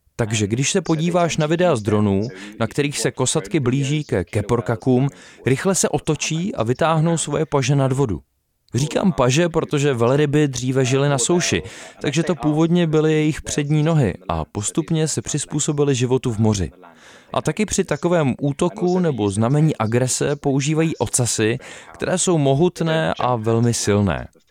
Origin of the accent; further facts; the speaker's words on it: England, United Kingdom; v Anglii máme spoustu přízvuků